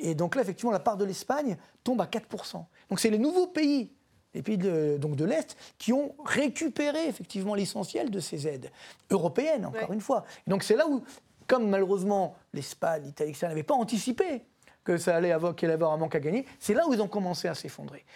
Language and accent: French; France; chez nous en France